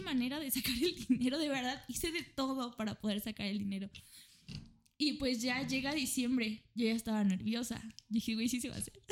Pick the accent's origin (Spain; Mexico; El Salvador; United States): Mexico; soy una estudiante y vengo desde México